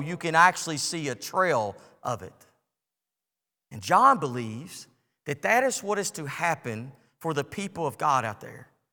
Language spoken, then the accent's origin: English; United States; I'm grateful to be born in the United States of America